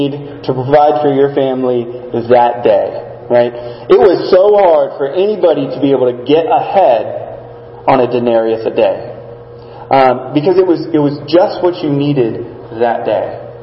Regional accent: South Texas, United States; I grew up in South Texas

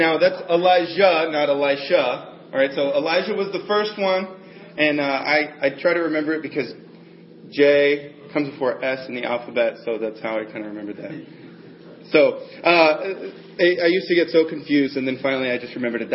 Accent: the South, United States; moved away; I grew up in the South

